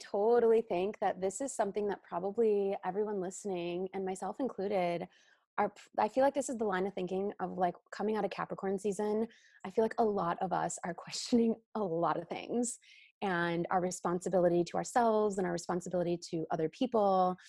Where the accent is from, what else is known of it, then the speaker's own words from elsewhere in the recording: Chicago, Illinois, United States; Like I came from Chicago. So like, you know, we're wearing all black, we're looking sharp. It's the city.